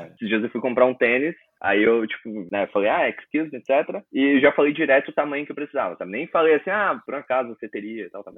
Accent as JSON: {"language": "Portuguese", "town": "Imbituba", "region": "Santa Catarina", "country": "Brazil", "moved": "as an adult", "lives_now": "Bangkok, Thailand", "said": "sou de Imbituba, Santa Catarina"}